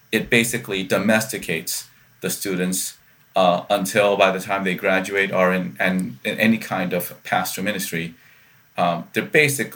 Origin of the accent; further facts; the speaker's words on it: Columbia, South Carolina, United States; growing up in Columbia, South Carolina